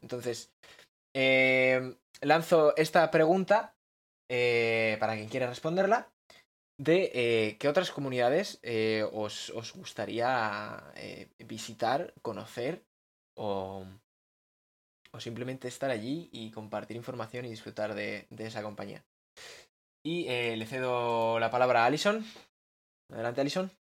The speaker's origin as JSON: {"language": "Spanish", "town": "Bilbao", "region": "Basque Country", "country": "Spain", "said": "soy de Bilbao"}